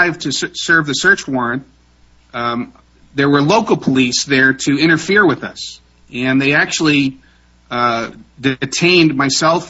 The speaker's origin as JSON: {"language": "English", "region": "Pennsylvania", "country": "United States", "tie": "born or raised there", "said": "when I was a kid growing up in Pennsylvania"}